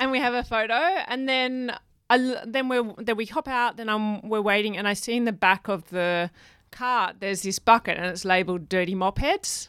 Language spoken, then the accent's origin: English; Perth, Western Australia, Australia; I was born in Perth. in Western